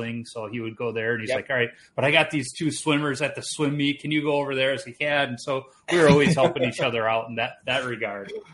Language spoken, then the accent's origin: English; Chicago, Illinois, United States; I grew up in Chicago, and I would watch games every Sunday with my grandpa